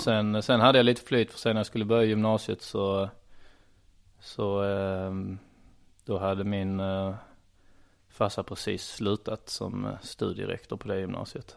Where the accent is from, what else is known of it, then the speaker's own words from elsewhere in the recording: Trelleborg, Skåne, Sweden; Jag är uppvuxen i Trellebäby Ljungestad, det är alltså Trelleborg